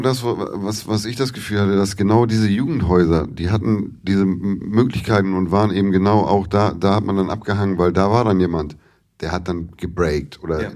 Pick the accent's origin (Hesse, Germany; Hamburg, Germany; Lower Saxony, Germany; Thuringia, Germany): Hamburg, Germany; ich bin in Hamburg geboren, habe ich erzählt, war dann hier in der Grundschule, bin aber mit elf aufs Dorf gezogen